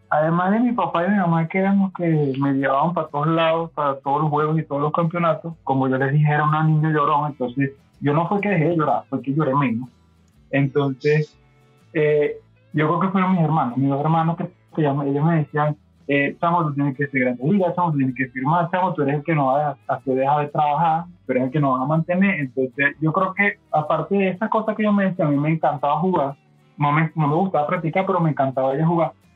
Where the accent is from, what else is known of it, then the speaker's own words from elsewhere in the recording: Barquisimeto, Lara, Venezuela; yo nací aquí en Barquisimeto, donde vivo, estaba Lara, Venezuela, y bueno, me crié aquí mismo